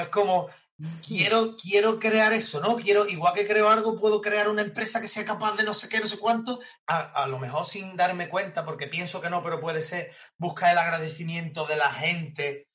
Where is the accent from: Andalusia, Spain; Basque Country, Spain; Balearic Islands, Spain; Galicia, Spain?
Andalusia, Spain; San Fernando; yo soy amante de San Fernando, me he criado aquí, conozco medio San Fernando y estoy aquí en mi casa.